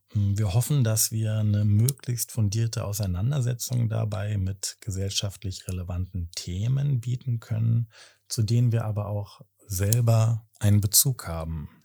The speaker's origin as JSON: {"language": "German", "region": "Berlin", "country": "Germany", "said": "35, komme aus Berlin."}